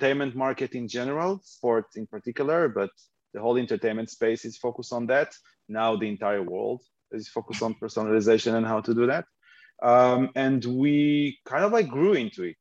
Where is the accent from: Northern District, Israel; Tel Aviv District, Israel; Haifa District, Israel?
Haifa District, Israel; Haifa; I live in Haifa, born and raised in Haifa, Israel